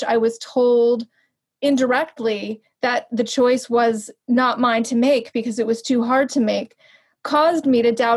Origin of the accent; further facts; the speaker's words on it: New York, United States; moved away as an adult; also born or lived in Los Angeles; a person who grew up in New York and then lived in Los Angeles